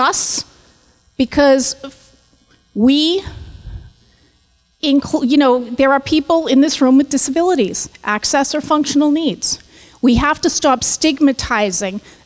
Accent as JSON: {"language": "English", "town": "Boston", "region": "Massachusetts", "country": "United States", "tie": "born or raised there", "moved": "as an adult", "lives_now": "New York City, United States", "said": "I'm going to apologize in advance for my accent. I grew up in Boston, and I've been in New York City for 4 years"}